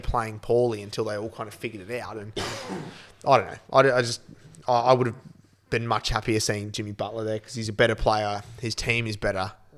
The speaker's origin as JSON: {"language": "English", "country": "Australia", "said": "as an Aussie"}